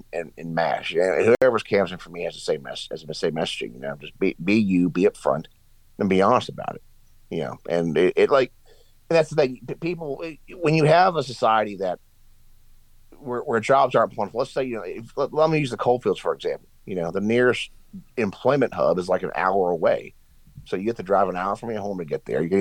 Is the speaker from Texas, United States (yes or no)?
no; Southern West Virginia, United States; I come from Southern West Virginia